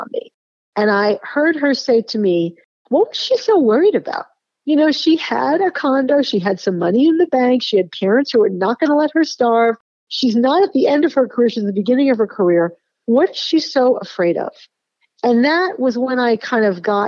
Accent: Boston, Massachusetts, United States; when I was growing up in Boston

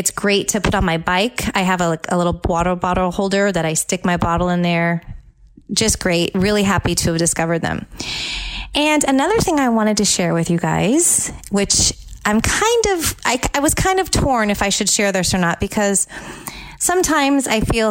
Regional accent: California, United States; now in Tampa Bay, United States; my home state of California

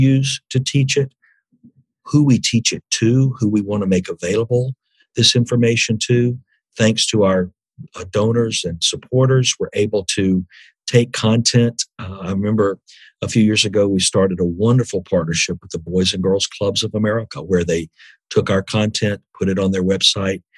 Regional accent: Birmingham, Alabama, United States; I grew up in Birmingham, Alabama, in a time of intense racial conflict.

